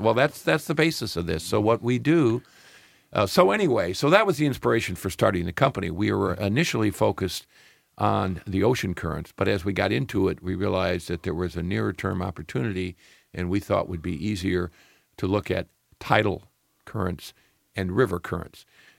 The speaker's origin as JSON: {"language": "English", "region": "Midwest", "country": "United States", "said": "I'm from the Midwest. What do I know about oceans?"}